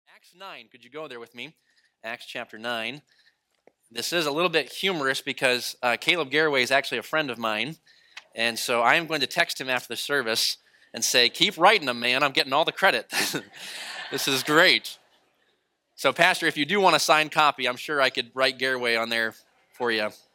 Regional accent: New England, United States; moved away; growing up in New England, I am a dyed in the wool Boston fan

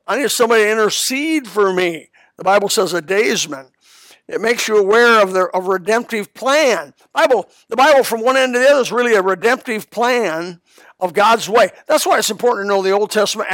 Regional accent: Elkhart, Indiana, United States; now in Florida, United States; where I was raised in Elkhart

